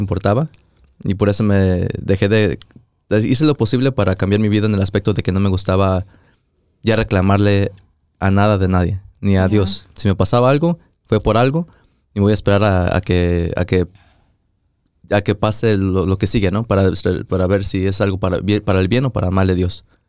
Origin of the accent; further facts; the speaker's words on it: Mexico; moved away; fui a México, íbamos manejando para mi pueblo